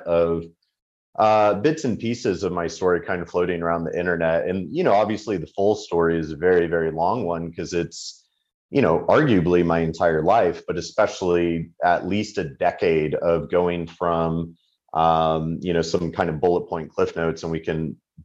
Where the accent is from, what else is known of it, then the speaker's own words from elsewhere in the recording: United States; speak as an American